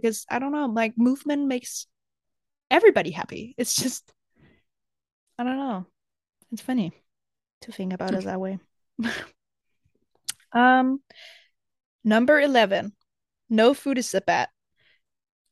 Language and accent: English; Denmark; also born or lived in America; I was ready to leave Denmark to move to America